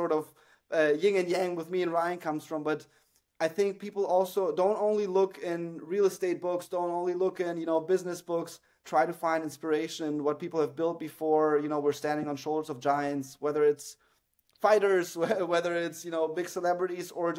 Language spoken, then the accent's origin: English; Germany; moved away; also born or lived in Moscow, Russia; I'm a Jew from Moscow who grew up in Germany